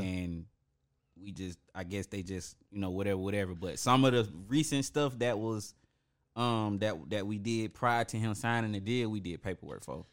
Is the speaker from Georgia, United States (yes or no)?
yes; Atlanta, Georgia, United States; I'm from the West Side